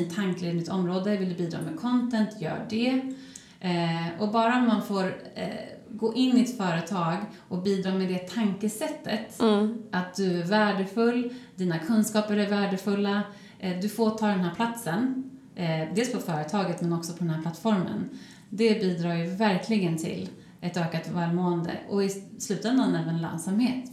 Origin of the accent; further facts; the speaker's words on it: Örebro, Örebro County, Sweden; moved away; also born or lived in Stockholm; min hemstad Örebro